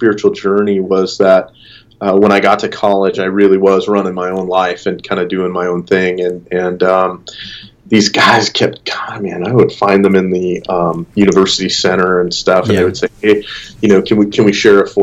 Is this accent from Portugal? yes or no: no; Western Montana, United States; now in Arizona, United States; I grew up in Western Montana